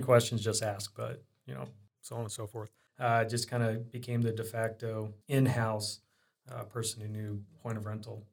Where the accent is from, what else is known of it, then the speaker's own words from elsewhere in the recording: Iowa and Indiana, United States; moved away as an adult; also born or lived in Des Moines, Iowa / Arizona; growing up, I was in Iowa and Indiana. My teen years, I was in Indiana, and before then, I was in Iowa.